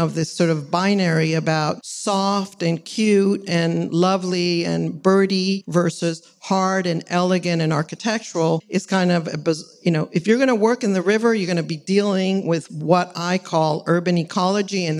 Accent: El Salvador; moved away as an adult; now in Los Angeles, United States; I'm from Central America. And my father was very involved in the environmental movement there. Founded the TPL of El Salvador

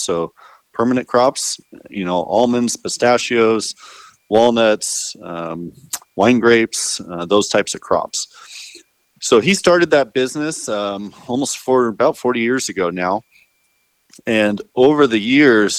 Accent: Arizona, United States; moved away as an adult; also born or lived in San Luis Obispo, California; now in California, United States; I grew up in Arizona on a family dairy farm

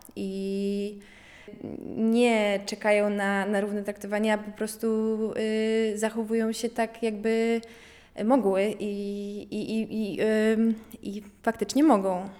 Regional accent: Poland; jestem właśnie z Polonii, Polonii y, po grecku

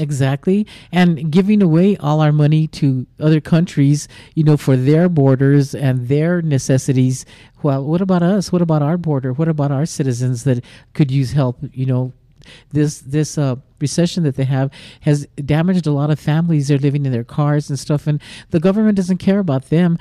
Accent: New Mexico, United States; I grew up in New Mexico all my life

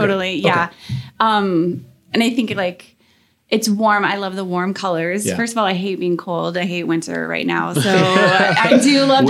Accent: Hastings, Nebraska, United States; Okay. So I am from Hastings in Nebraska.

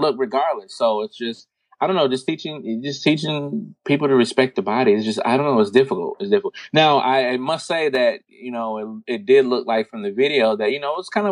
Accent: United States; because I was raised here in America

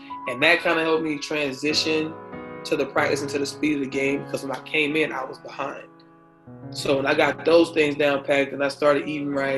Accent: Tallahassee, Florida, United States; also born or lived in Blountstown, Florida; Tallahassee. It really reminded me where I'm from.

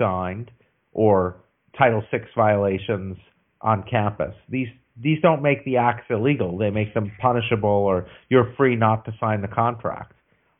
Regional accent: United States; I'm an American.

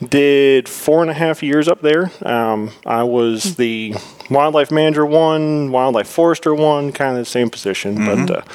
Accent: Vermont, United States; moved away as an adult; also born or lived in North Carolina; now in Tennessee, United States; I was born and raised in Vermont.

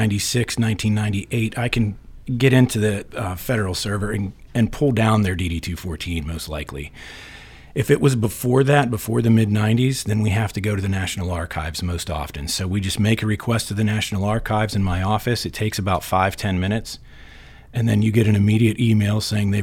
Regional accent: Reynoldsville, Pennsylvania, United States; also born or lived in Pittsburgh; I was born and raised in Reynoldsville.

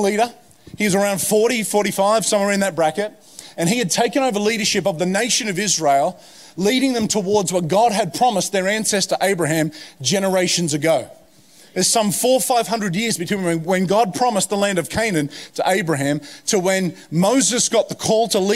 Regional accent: Hawkesbury, New South Wales, Australia; moved away as an adult; also born or lived in United States; growing up in the Hawkesbury where I grew up

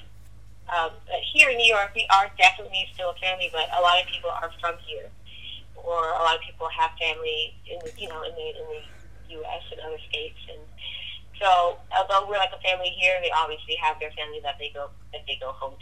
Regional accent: Toronto, Ontario, Canada; also born or lived in Germany; I'm from Toronto, so back in my own country

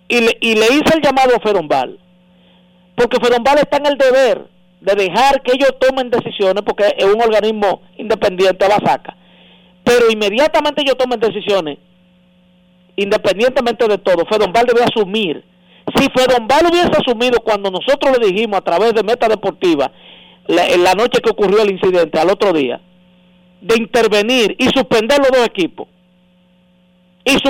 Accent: Dominican Republic; nosotros somos especialistas los dominicanos en, en perdonar eh, actos eh, repudiables

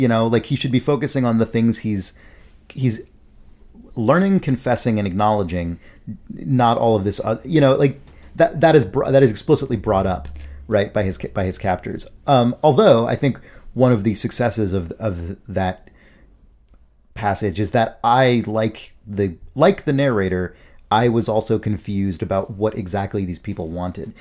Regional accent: United States; we as Americans

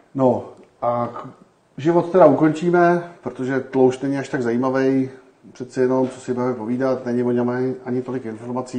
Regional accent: Czechia; my Češi

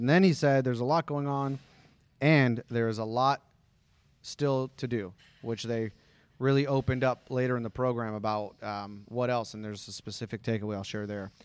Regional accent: Henderson, Nevada, United States; also born or lived in Summerlin, Nevada; I grew up in Green Valley

